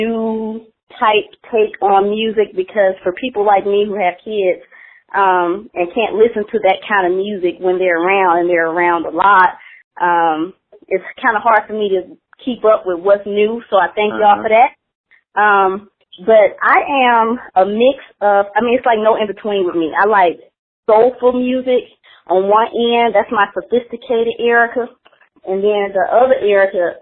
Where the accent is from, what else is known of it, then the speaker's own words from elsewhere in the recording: Mississippi, United States; I'm from Mississippi now